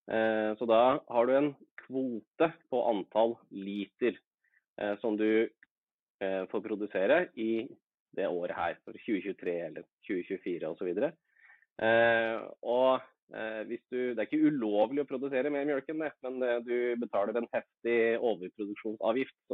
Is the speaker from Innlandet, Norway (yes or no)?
yes; Innlandet, Norway; jeg er hedmarking, men eh, det høres kanskje ikke sånn ut.